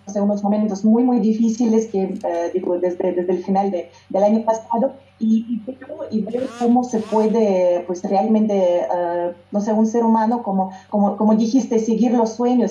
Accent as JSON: {"language": "Spanish", "town": "Yekaterinburg", "region": "Sverdlovsk Oblast", "country": "Russia", "tie": "born or raised there", "first_language": "Russian", "second_language": "Spanish", "moved": "as an adult", "lives_now": "Mexico", "said": "mi ciudad natal, Ekaterinburg"}